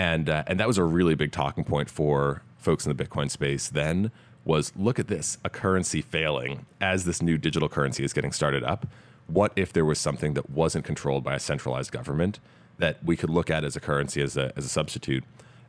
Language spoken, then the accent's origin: English; Massachusetts outside of Boston, United States; moved away as an adult; also born or lived in Stanford, California; I grew up in Massachusetts outside of Boston, came out here, or to the West Coast rather, to go to Stanford